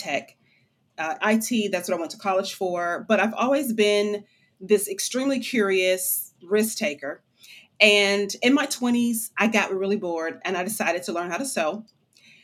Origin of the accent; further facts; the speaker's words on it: Michigan, United States; moved away as an adult; also born or lived in Chicago, Illinois; now in Memphis, United States; I am actually born and raised in Michigan by way of Chicago